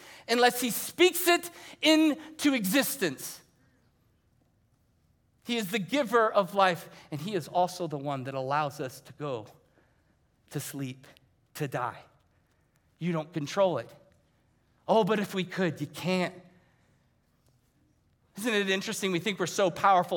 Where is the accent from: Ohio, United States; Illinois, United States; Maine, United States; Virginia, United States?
Ohio, United States; moved away; I was coming from Ohio because that's where I grew up.